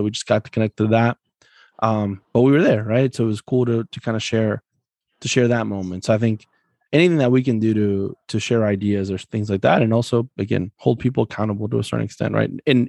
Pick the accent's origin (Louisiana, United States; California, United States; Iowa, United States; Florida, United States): Florida, United States; Broward County; moved away; I grew up in Broward County. So, and I went to college at Nova Southeastern.